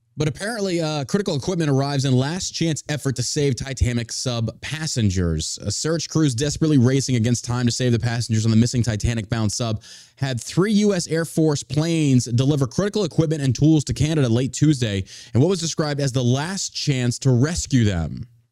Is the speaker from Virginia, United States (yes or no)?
no; Beaumont, Texas, United States; also born or lived in Dallas, Texas; now in Richardson, United States; I grew up in the Gulf of Mexico, down by, uh, Beaumont, Texas